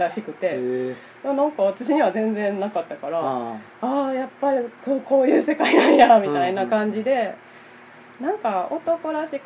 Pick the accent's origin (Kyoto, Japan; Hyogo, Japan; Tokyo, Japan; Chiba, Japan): Hyogo, Japan; Minamiawaji; えっと南淡路って淡路島の南の方の出身なんですけど